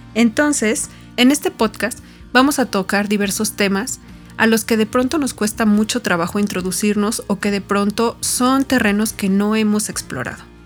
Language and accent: Spanish; Tepeji del Río, Hidalgo, Mexico; moved away; Nací en Tepeji del Río, en el centro del país